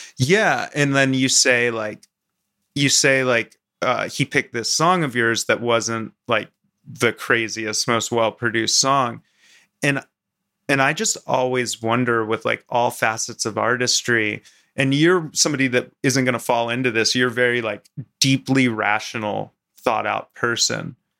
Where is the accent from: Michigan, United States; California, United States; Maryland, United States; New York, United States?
Maryland, United States; moved away; also born or lived in Vermont; I grew up in Maryland on the Mason-Dixon line and then moved up to Vermont